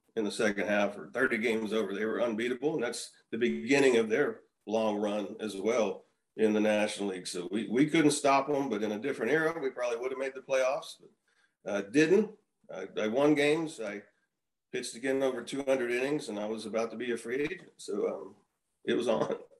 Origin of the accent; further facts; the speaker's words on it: Houston, Texas, United States; also born or lived in Arizona; I grew up in Houston. I grew up 15 minutes from the Astrodome